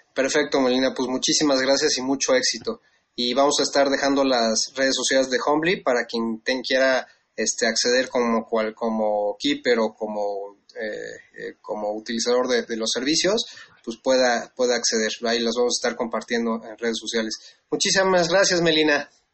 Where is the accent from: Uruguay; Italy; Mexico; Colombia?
Mexico; nuestra obligación como mexicanos